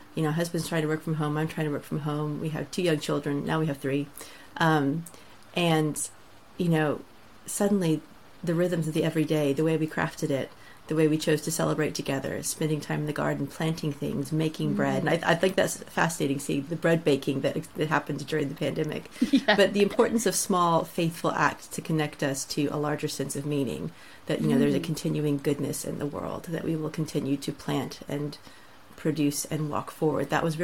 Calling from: South East England, United Kingdom; I am coming in from a little town on the south coast of England, so it's a blustery day. I'm not too far from Brighton, if you know where that is.

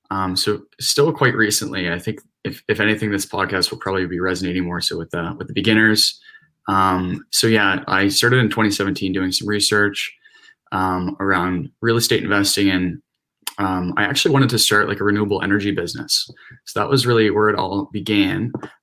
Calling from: Ajax, Ontario, Canada; Right now I'm in Ajax, Ontario, so more so towards like the GTA.

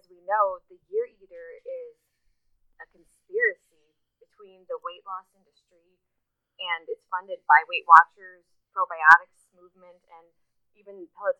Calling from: Baltimore, Maryland, United States; from Baltimore, Maryland.

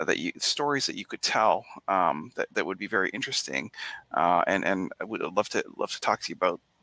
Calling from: Boston, Massachusetts, United States; Back Bay in Boston.

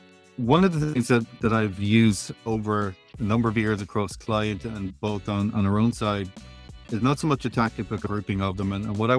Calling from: Tralee, Munster, Ireland; I'm talking to you from Tralee, Kerry, Ireland in the Southwest.

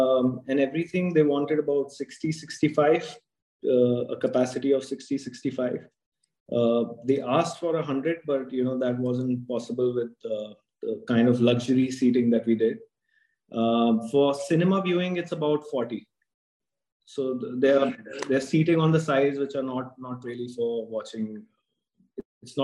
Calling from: New Delhi, Delhi, India; I'm in New Delhi right now.

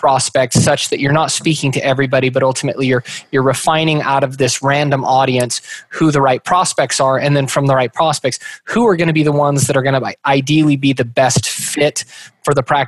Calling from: Meridian, Idaho, United States; Meridian, Idaho, which is right next to Boise. So pretty much Boise, Idaho.

